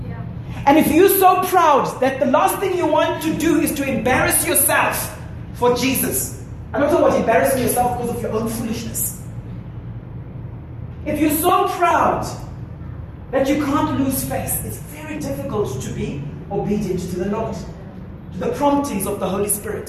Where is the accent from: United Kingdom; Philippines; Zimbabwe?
Zimbabwe; where we grew up in Zimbabwe, big gardens, big yards, and so on